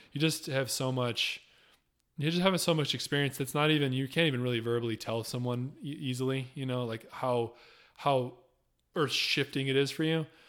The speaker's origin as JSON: {"language": "English", "region": "Michigan", "country": "United States", "tie": "born or raised there", "moved": "yes", "said": "the church I grew up going to in Michigan"}